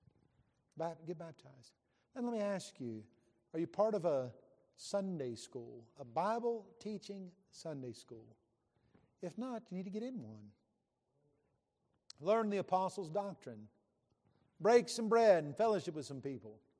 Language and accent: English; West Virginia, United States; I grew up in West Virginia